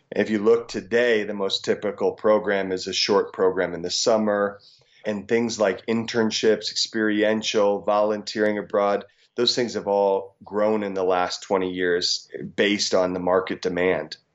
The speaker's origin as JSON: {"language": "English", "region": "rural Illinois", "country": "United States", "tie": "born or raised there", "also_born_or_lived": "South Dakota", "said": "I grew up in a farm town in, uh, rural Illinois."}